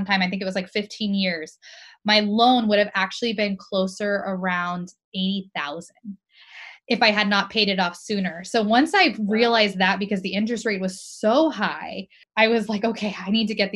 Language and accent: English; Florida, United States; I grew up in Florida